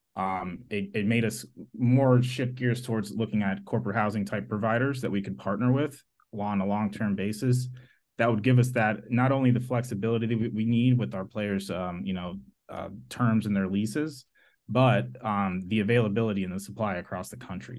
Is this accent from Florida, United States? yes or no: yes; Florida, United States; moved away as an adult; now in California, United States; I grew up in Florida